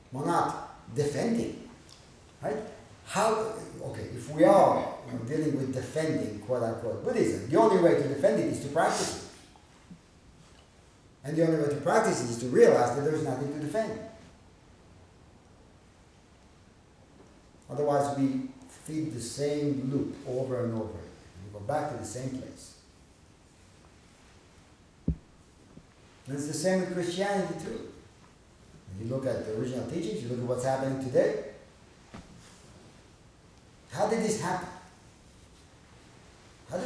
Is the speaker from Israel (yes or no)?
yes; Israel; moved away; growing up in Israel.